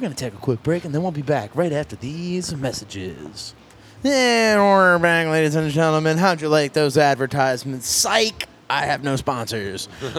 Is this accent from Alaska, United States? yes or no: no; Pennsylvania, United States; born or raised there